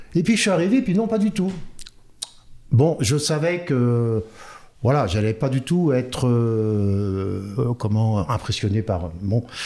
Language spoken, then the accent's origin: French; Orléans, Centre-Val de Loire, France; moved away; also born or lived in Nantes; je viens d'Orléans. Je suis né à Orléans et ben j'ai commencé mes, j'ai fait mes premières armes à Orléans